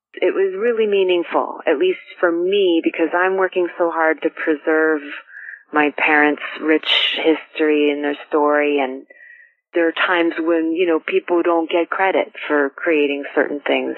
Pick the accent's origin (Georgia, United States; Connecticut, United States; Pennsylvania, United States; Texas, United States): Connecticut, United States; Westport; growing up in Westport